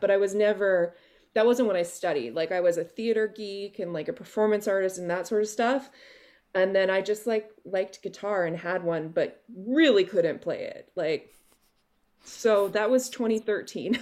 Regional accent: Oakville, Ontario, Canada; also born or lived in Kawartha Lakes, Ontario / Yukon / Vancouver / Wales; I was born and raised in Oakville

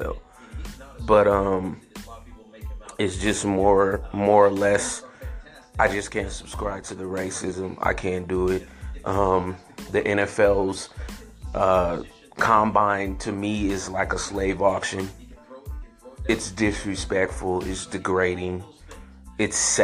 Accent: San Francisco, California, United States; I grew up in San Francisco, in, you know, the height of the Niner mania

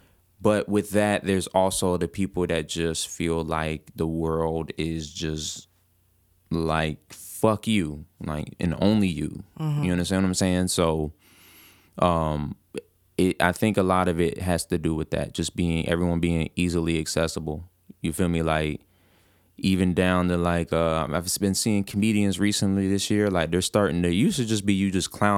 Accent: Atlanta, Georgia, United States; I'm from Atlanta.

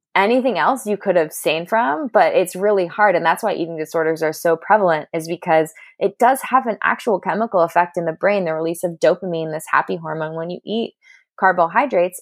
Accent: Southern California, United States; I'm from California. I'm a SoCal girl who grew up at the beach

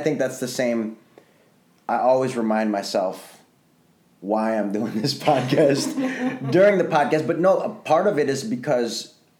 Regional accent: Chicago, Illinois, United States; now in Los Angeles, United States; when I was growing up in Chicago

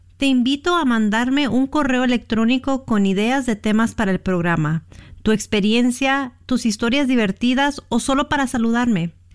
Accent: California, United States; also born or lived in Mexico; Yo soy nacida en México, pero crecí en Estados Unidos, en California para ser exacta, de padres mexicanos.

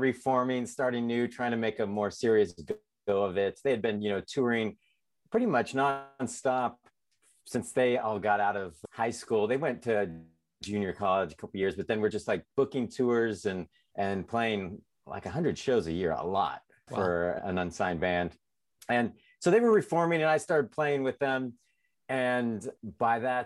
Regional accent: San Diego, California, United States; moved away as an adult; also born or lived in Nashville; now in Portland, United States; I'm originally from San Diego.

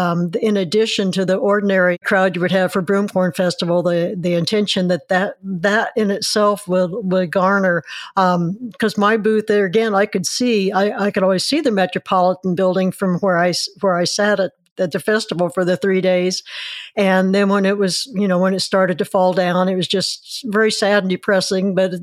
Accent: Mattoon, Illinois, United States; I grew up in Mattoon

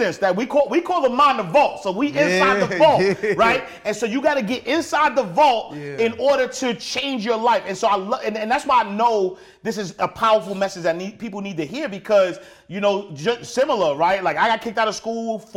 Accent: New York City, New York, United States; I'm a kid from Harlem, New York

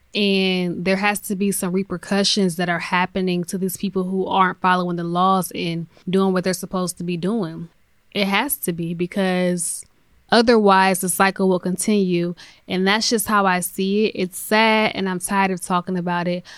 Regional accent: United States; That's where I'm from, born and raised in America

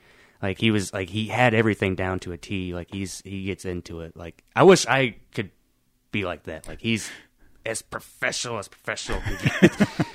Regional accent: Oklahoma City, Oklahoma, United States; We are from Oklahoma City.

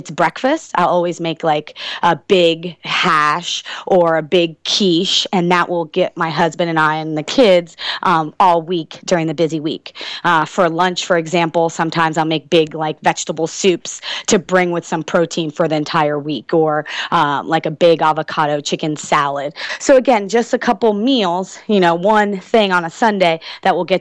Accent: East Coast, United States; now in Texas, United States; I was born and raised on the East Coast. So, now I'm a transplant and, live in Texas.

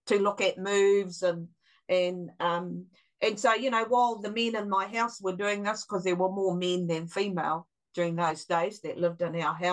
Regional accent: Gisborne, New Zealand; also born or lived in Rotorua; when I was 1 year old, we moved from our beautiful home in the Ford block of Rotorua that our dad had built, beautiful big home, and we moved back to Gisborne and lived with our grandparents

